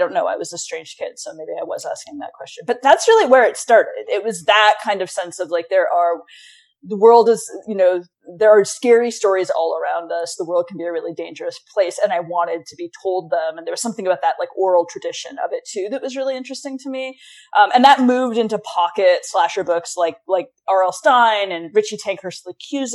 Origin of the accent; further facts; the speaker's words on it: Montana, United States; moved away as an adult; I grew up in Montana